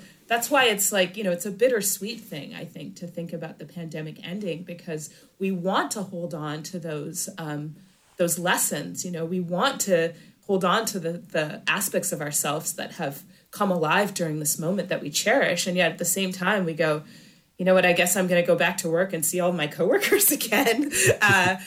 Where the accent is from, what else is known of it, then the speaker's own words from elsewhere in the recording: Michigan, United States; moved away; I'm actually from Michigan